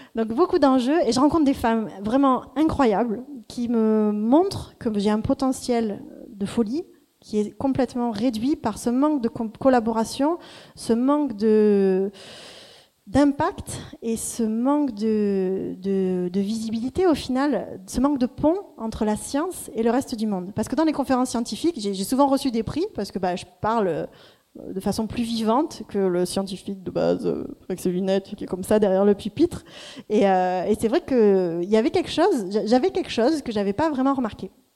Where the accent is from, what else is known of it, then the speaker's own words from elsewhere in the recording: Marseille, Provence-Alpes-Côte d'Azur, France; moved away as an adult; also born or lived in Cambridge, United Kingdom; on rentre à Marseille il y a deux ans maintenant, et je me dis que je vais devenir une slasheuse une slasheuse, c'est-à-dire que je me mets à mon compte, euh, je retrouve un peu mes racines ici